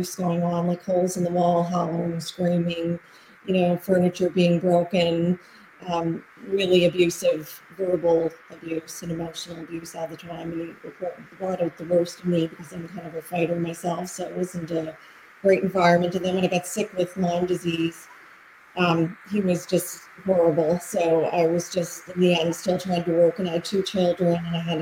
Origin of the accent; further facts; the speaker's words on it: Halifax, Nova Scotia, Canada; I'm from Halifax, Nova Scotia in Canada